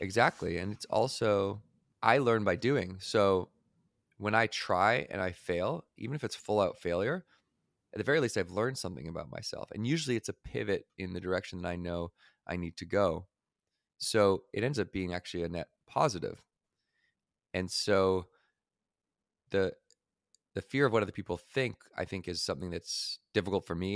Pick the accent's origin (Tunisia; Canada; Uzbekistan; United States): Canada; Victoria, British Columbia; where I grew up in Victoria, British Columbia, just by Vancouver